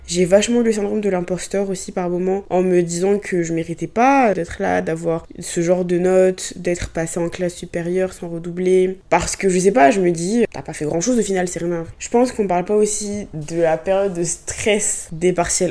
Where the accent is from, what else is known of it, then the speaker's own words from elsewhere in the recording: Abidjan, Côte d’Ivoire; moved away as an adult; now in France; Moi, je viens de Côte d'Ivoire, Abidjan, même si j'étais dans une école française, j'étais entourée de personnes noires